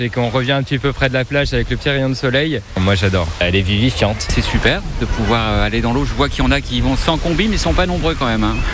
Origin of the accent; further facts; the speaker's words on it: Paris, Île-de-France, France; Vu que je suis parisien, je fais partie de cette catégorie personne personnes immigrées euh, marseillais